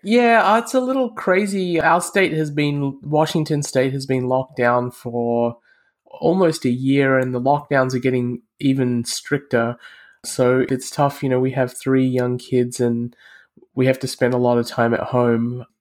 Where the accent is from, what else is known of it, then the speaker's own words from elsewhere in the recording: Australia; moved away; I'm from Australia originally, and my parents are from India.